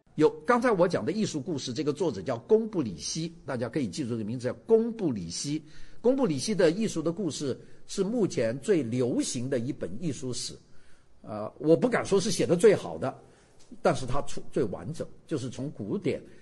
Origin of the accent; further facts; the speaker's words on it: China; 我们中国人